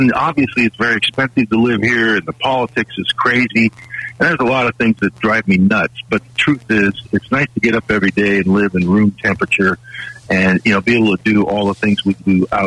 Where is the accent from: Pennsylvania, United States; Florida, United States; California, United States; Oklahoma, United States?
California, United States; I grew up in California and went to college in Southern California